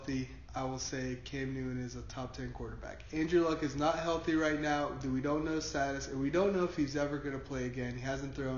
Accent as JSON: {"language": "English", "country": "Puerto Rico", "tie": "born or raised there", "said": "growing up in Puerto Rico, for a lot of my life, my family being Puerto Rican"}